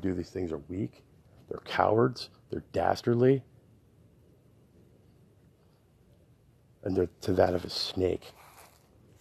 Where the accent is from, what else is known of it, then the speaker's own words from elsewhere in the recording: Connecticut, United States; now in Texas, United States; I grew up in Connecticut. I grew up in New England in a really small town